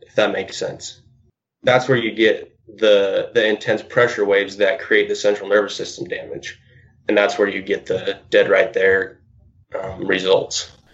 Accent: Lewiston, Idaho, United States; I'm actually originally from Idaho. Uh, was born and raised in Lewiston, Idaho

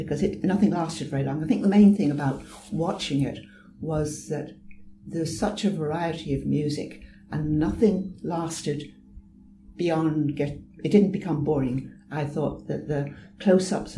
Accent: Ireland; I'm Irish.

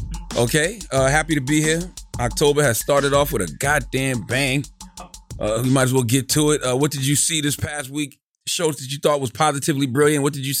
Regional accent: the South, United States; Because I'm from the South. From the South, that's how we communicate.

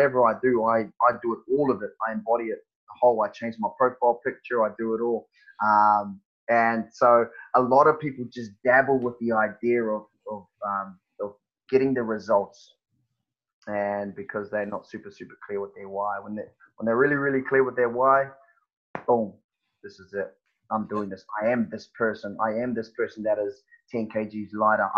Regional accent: New Zealand; moved away as an adult; now in Perth, Australia; growing up in New Zealand

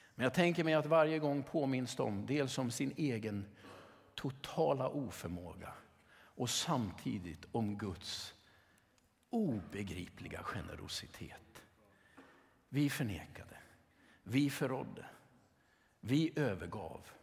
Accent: Sweden; som sekulär svensk

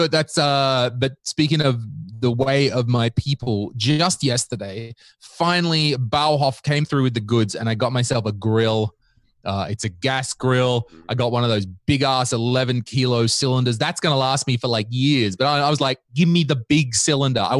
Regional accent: Australia; I am Australian, and I, I was just quickly ch- checking chat.

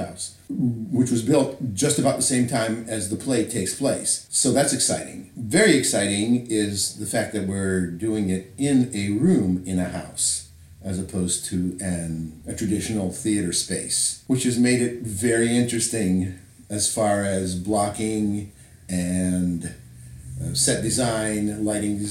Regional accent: Canada; moved away as an adult; I'm originally from Canada.

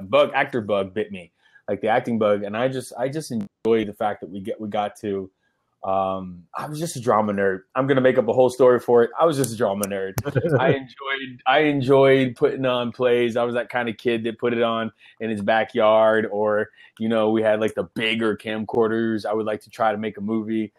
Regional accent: Miami, Florida, United States; also born or lived in Chicago, Illinois; I'm from Miami, Florida, because that's where I did all my schooling, but my parents and, they're from Chicago

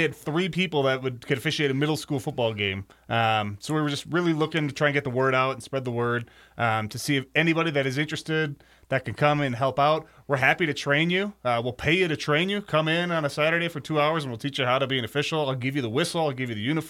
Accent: Wisconsin, United States; I'm from Wisconsin, so big Badger guy

